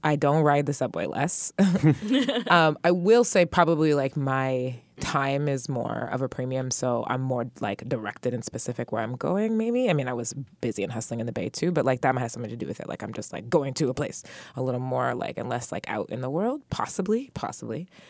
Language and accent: English; Dubai, United Arab Emirates; moved away; also born or lived in San Francisco; I'm from Dubai